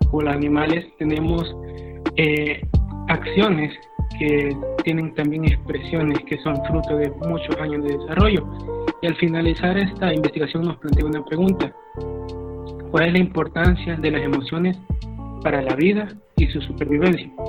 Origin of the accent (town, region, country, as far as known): El Salvador